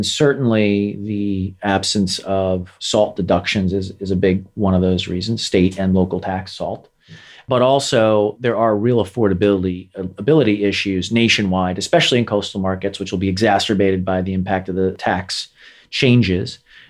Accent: New York, United States; I'm from New York. I'm a New Yorker.

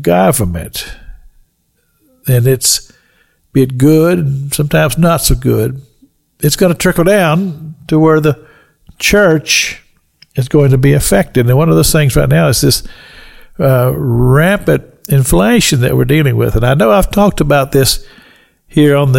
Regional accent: Kentucky, United States; I've told you about the farm that I grew up in Kentucky, an old log house

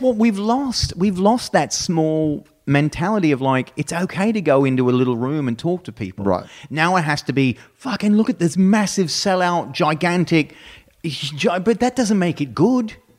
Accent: Brisbane, Queensland, Australia; also born or lived in Texas; now in United States; Brisbane, which is my hometown

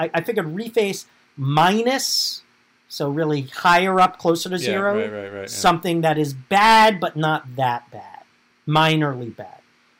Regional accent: New York City, New York, United States; moved away; We're both expats from New York, New York.

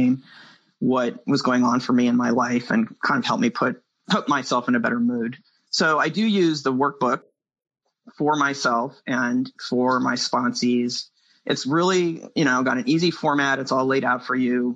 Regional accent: San Francisco Bay Area, California, United States; I'm from the San Francisco Bay Area

